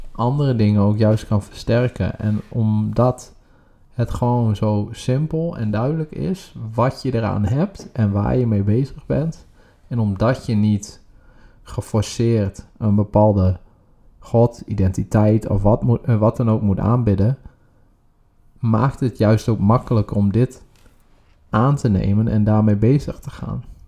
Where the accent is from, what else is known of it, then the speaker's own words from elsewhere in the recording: Groningen, Netherlands; now in The Hague, Netherlands; wij komen zelf oorspronkelijk uit Groningen